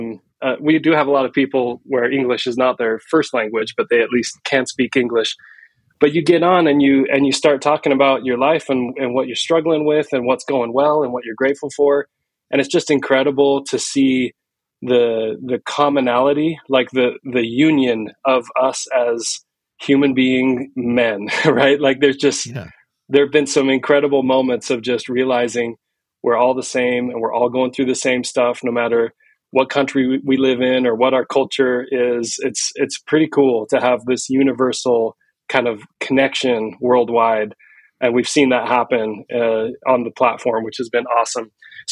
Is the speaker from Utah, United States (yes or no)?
yes; Salt Lake City, Utah, United States; also born or lived in New York / San Francisco; I grew up in Salt Lake City, Utah. I've lived in New York and San Francisco area, and I'm back in Utah after a few years away just for my career